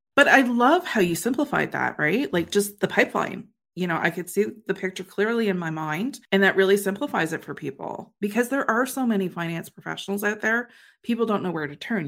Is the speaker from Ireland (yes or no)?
no; Canada; I'm a Canadian